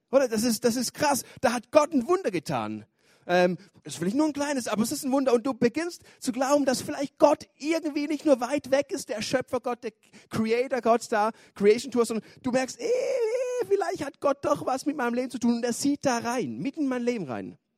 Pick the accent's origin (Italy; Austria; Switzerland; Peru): Switzerland; ich bin aus der Schweiz, ich wohne in Chur, gehe dort in die ISF Church in Chur.